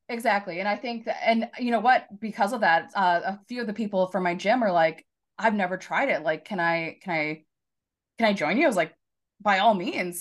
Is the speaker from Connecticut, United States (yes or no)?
no; Chanhassen, Minnesota, United States; also born or lived in Shakopee; Chanhassen is my hometown